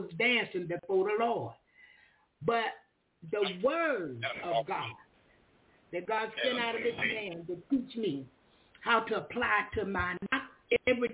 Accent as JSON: {"language": "English", "region": "Florida", "country": "United States", "also_born_or_lived": "Alabama", "moved": "yes", "said": "I'm from Florida. I'm new in the neighborhood"}